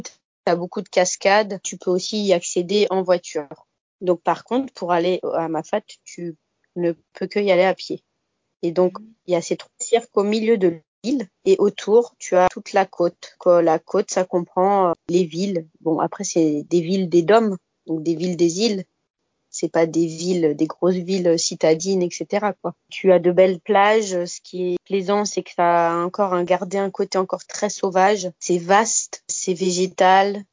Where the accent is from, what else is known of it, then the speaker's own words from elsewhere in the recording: Bas-Rhin, Alsace, Grand Est, France; moved away as an adult; now in Saint-Pierre, Réunion; j'ai 30 ans et en fait je viens d'Alsace, plus exactement du bas